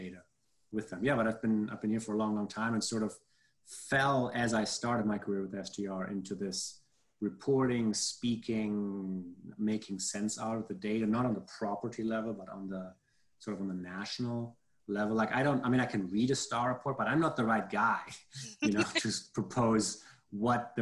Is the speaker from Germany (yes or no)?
yes; Germany; moved away; I'm from Germany